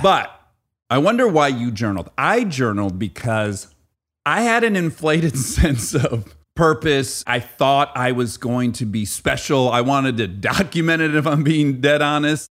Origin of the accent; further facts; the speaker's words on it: Michigan, United States; moved away; I also grew up in a very blue-collar area of Michigan